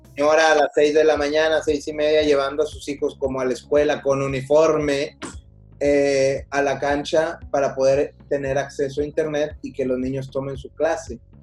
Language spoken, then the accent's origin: Spanish; Mexico; así somos los mexicanos